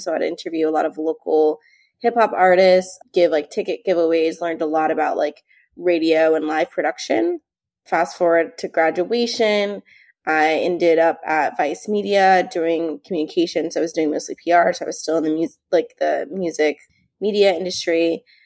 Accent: New Jersey, United States; I'm from New Jersey.

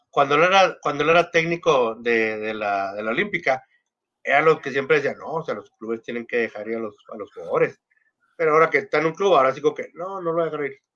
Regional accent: Argentina; Eh, soy argentino.

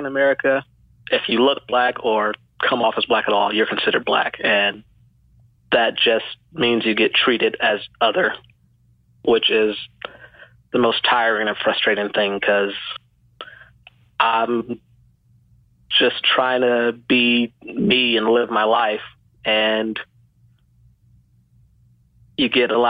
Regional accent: Georgia, United States; born there; Born in Georgia.

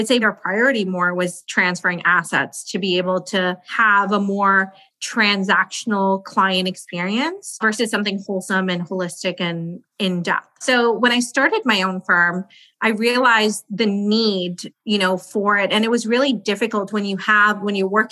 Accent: India; We're from India

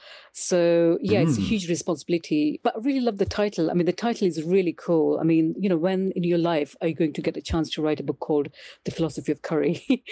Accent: India; just because I'm Indian

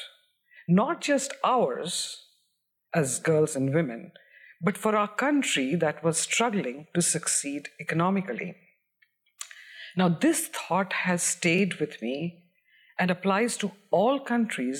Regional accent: Bihar, India; moved away; I grew up in Bihar in India

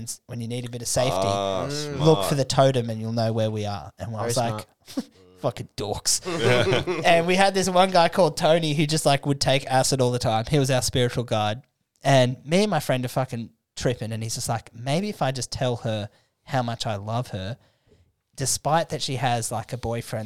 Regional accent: Australia; we're Australian, mate.

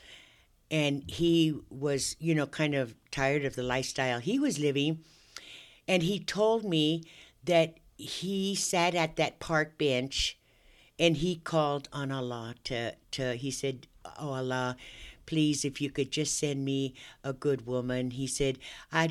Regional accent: Long Beach, California, United States; moved away as an adult; now in Bakersfield, United States; I was born in Long Beach, California. I always grew up, you know, in a diverse neighborhood around blacks and whites

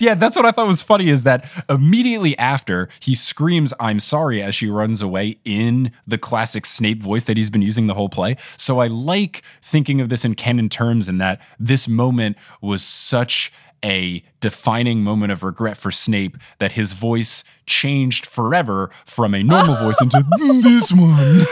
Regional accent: New Jersey, United States; I am very much a New Jersey born and raised boy

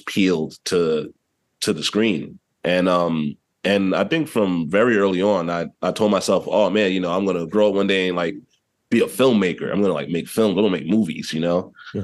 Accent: New York City, New York, United States; I was raised, so I'm from East Harlem, originally, also known as Spanish Harlem or El Barrio to some.

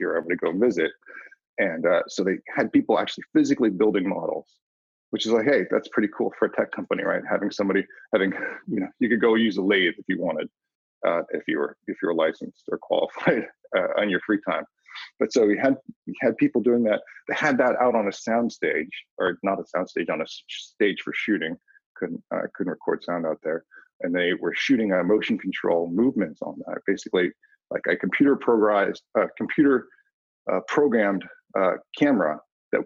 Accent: Cupertino, California, United States; I grew up in Cupertino, California

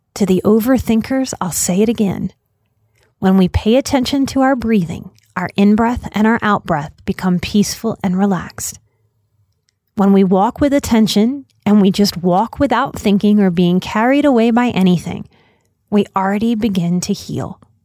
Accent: United States; As an American

